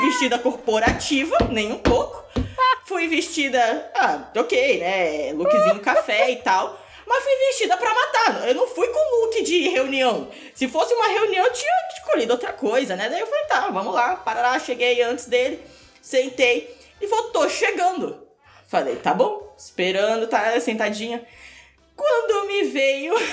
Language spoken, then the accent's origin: Portuguese; Manaus, Amazonas, Brazil; now in Curitiba, Brazil; Eu sou de Manaus, mas eu morei dez quase 10 anos em Curitiba